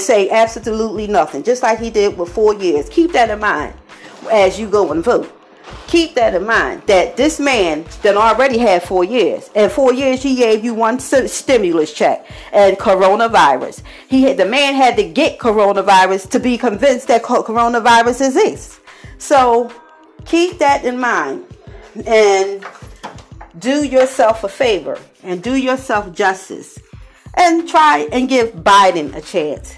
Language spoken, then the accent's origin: English; Philadelphia, Pennsylvania, United States; I'm from Philadelphia, Pennsylvania